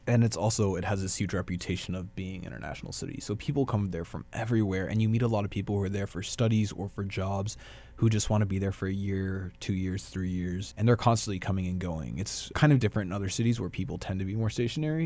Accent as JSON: {"language": "English", "town": "Dallas", "region": "Texas", "country": "United States", "tie": "born or raised there", "also_born_or_lived": "Brașov, Romania / Paris, France / Bucharest, Romania / Minneapolis, United States", "moved": "as an adult", "lives_now": "Winnipeg, Canada", "said": "I was born and raised in South Dallas"}